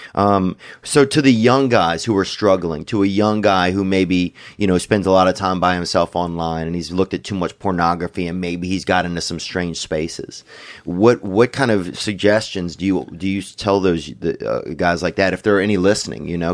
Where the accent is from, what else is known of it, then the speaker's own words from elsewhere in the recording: Louisiana, United States; I'm from Louisiana